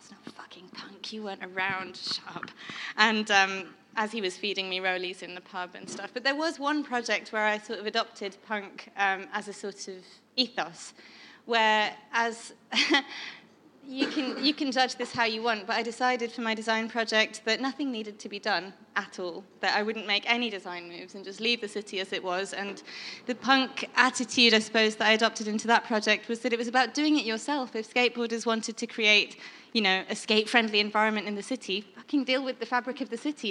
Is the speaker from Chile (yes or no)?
no; Northern England, United Kingdom; also born or lived in Calcutta, India; I grew up half in Northern England and half in India.